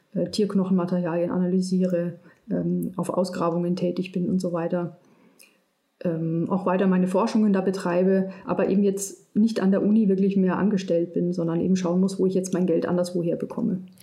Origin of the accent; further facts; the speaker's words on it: Munich, Bavaria, Germany; moved away as an adult; also born or lived in Münster; ich bin aus München